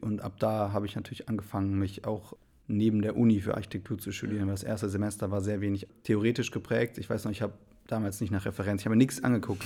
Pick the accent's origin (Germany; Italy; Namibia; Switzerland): Germany; Remscheid, North Rhine-Westphalia; moved away as an adult; also born or lived in Wipperfürth / Bonn; geboren bin ich eigentlich in Remscheid